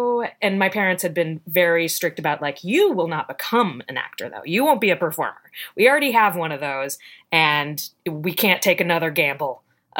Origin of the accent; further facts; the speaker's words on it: Richmond, Virginia, United States; Richmond, Virginia.